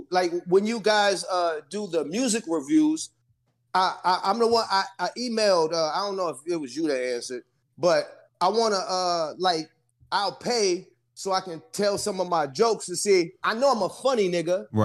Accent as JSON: {"language": "English", "region": "East Coast", "country": "United States", "lives_now": "Costa Mesa, United States", "said": "I'm, yeah, I'm in Costa Mesa. I don't play domino. I'm from the East Coast. We play uh bid, whist, and spades."}